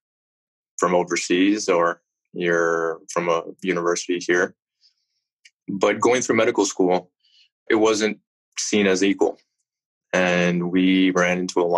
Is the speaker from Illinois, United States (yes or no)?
yes; Chicago, Illinois, United States; also born or lived in West Indies; I was born and raised originally in Chicago